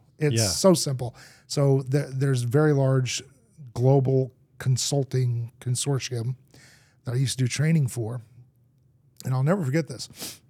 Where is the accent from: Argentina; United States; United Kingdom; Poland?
Argentina; I grew up in Argentina. My parents were missionaries, moved there as a little kid. I learned to speak Spanish.